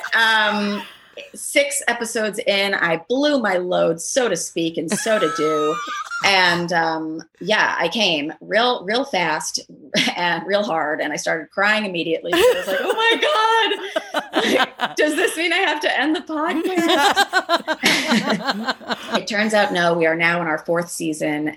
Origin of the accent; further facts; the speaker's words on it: New York City, New York, United States; growing up in Manhattan, going to a liberal school, being a stand-up comedian